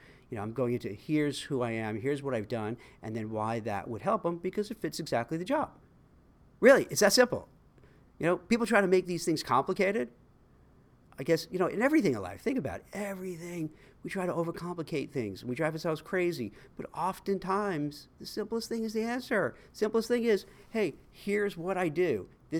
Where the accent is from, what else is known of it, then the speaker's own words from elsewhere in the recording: Brooklyn, New York, United States; I was born in Canarsie, Brooklyn, and I went to PS 115, and then on to Bildersee Middle School.